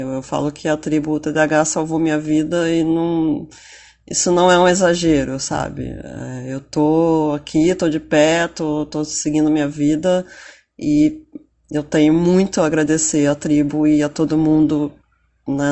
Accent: Rio de Janeiro, Brazil; eu sou do Rio de Janeiro uh, e em breve vou me mudar para São Paulo

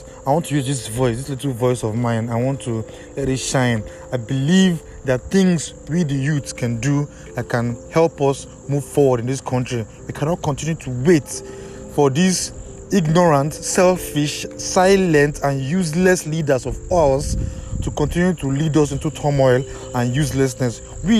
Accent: Nigeria; I'm a Nigerian. Happy that I'm a Nigerian, but I'm not happy with what they are turning my country into.

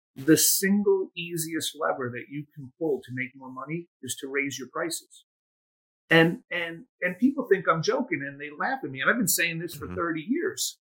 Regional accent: United States; I was born and raised in the United States, but a first generation to immigrant parents

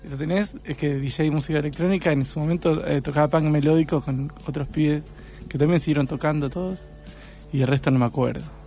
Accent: Rosario, Santa Fe, Argentina; also born or lived in San Lorenzo, Santa Fe; de bebé me trajeron para acá

